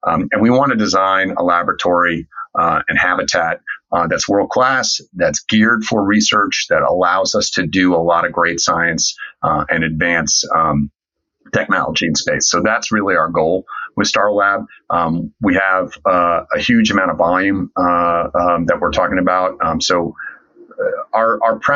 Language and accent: English; Niskayuna, New York, United States; now in Washington, D.C., United States; I'm from Niskayuna. Well, I'm from Niskayuna. So it turns out we grew up in the same hometown